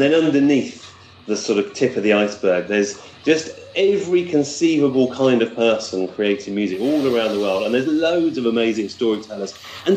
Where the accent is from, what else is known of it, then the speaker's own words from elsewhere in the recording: United Kingdom; I am a British